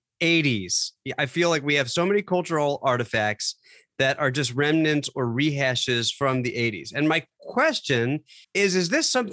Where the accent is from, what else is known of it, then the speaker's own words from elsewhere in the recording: New York, United States; moved away; as a New Yorker